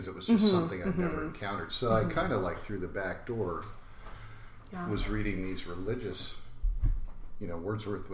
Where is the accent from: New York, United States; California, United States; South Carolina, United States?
California, United States; San Jose; It was the late 70s, and I grew up in San Jose